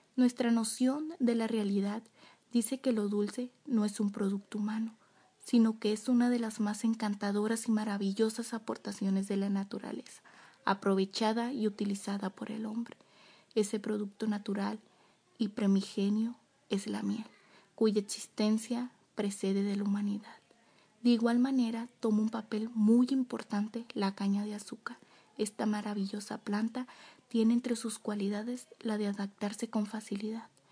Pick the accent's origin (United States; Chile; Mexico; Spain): Mexico; nos representa a todos como mexicano